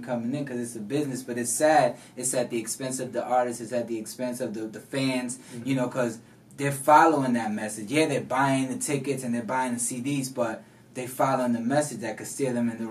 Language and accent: English; New York, United States; I came from New York, from the Bronx